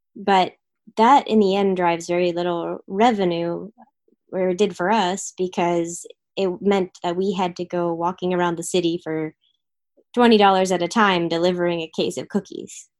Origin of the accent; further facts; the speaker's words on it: Philadelphia, Pennsylvania, United States; moved away as an adult; also born or lived in San Francisco; I moved to San Francisco from Philadelphia area where I grew up.